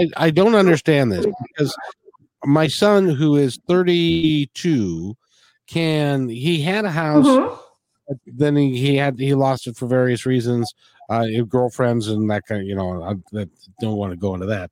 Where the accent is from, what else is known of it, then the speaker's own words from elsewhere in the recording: United States; in the United States, we can't even speak English well.